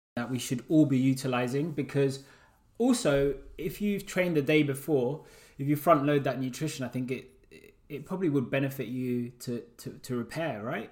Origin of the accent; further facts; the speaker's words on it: Uganda; I'm from Uganda